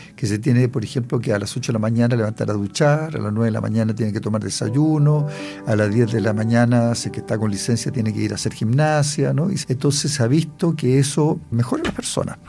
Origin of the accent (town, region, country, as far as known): Chile